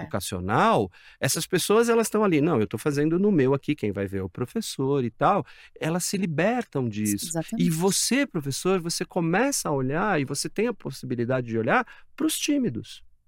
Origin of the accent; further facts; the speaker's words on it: São Paulo, Brazil; É eu sou aqui de São Paulo